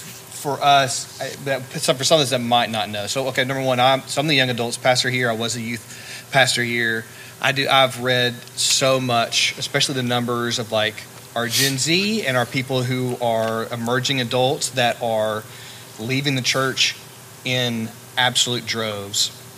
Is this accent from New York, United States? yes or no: no; Birmingham, Alabama, United States; but I'm from Birmingham, and the number of people who are Democratic, vote Democrat, is a lot larger.